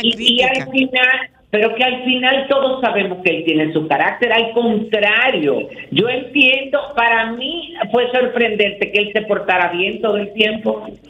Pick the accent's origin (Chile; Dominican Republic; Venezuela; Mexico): Dominican Republic; nosotros lo digamos como dominicanos